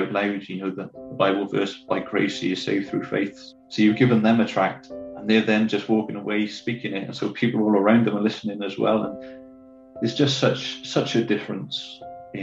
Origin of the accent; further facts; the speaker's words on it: Cwmbran, Wales, United Kingdom; also born or lived in Winchester / Four Marks; it's about 35 minutes down the road from where I am now, a town called Cwmbran. I don't know if people know Wales, but it's about 5 minutes, 10 minutes from Newport. Not the nicest of places, but, you know, good to be 10 minutes away from it. Growing up in Cwmbran